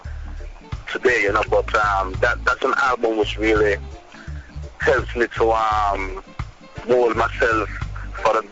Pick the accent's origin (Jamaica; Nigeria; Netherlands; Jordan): Jamaica; St. Ann, Saint Ann; I'm from St. Anne, where, you know, there's not a lot of people within the whole business respect St. Anne artists, because I'm a St. Anne artist